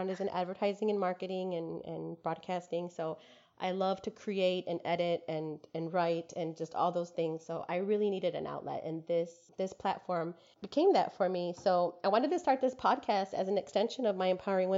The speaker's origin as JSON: {"language": "English", "town": "Detroit", "region": "Michigan", "country": "United States", "moved": "as an adult", "lives_now": "San Antonio, United States", "said": "living here in San Antonio, Texas, but I am from Detroit, Michigan"}